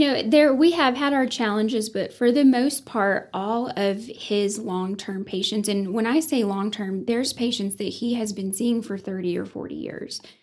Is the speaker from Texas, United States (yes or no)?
yes; Sunray, Texas, United States; also born or lived in Johnson City, Tennessee / Bushland, Texas; I didn't realize how great growing up in Sun Ray was until I actually left it